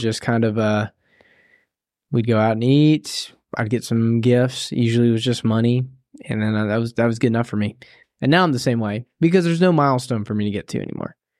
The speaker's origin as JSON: {"language": "English", "region": "Tennessee", "country": "United States", "said": "I'm from the South, and so, uh, in Tennessee."}